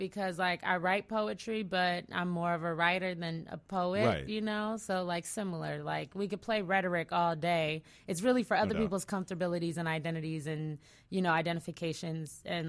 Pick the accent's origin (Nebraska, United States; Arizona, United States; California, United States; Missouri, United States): California, United States; I'm from the Bay Area.